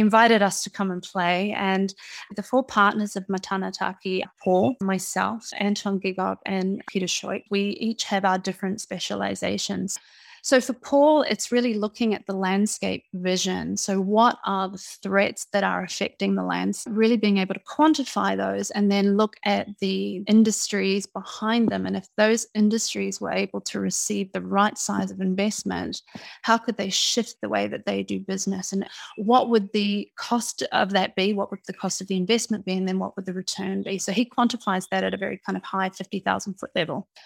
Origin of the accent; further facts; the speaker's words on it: New Zealand; moved away; also born or lived in United Kingdom; I was born in New Zealand to a father from New Zealand and a mother from Fiji. I grew up in New Zealand.